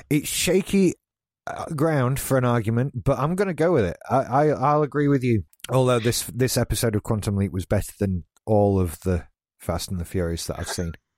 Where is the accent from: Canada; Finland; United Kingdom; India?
United Kingdom; being British